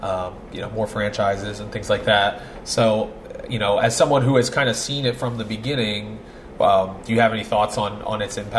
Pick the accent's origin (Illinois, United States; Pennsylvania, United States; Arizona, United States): Pennsylvania, United States; Philadelphia; moved away as an adult; I grew up in Northeast Philly.